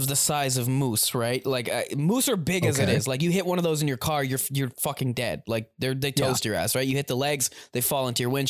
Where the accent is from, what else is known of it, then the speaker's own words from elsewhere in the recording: Ontario, Canada; I am from Ontario.